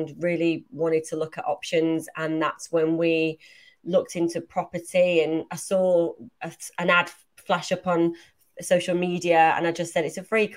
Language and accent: English; Manchester, North West England, United Kingdom; moved away; I'm from Manchester originally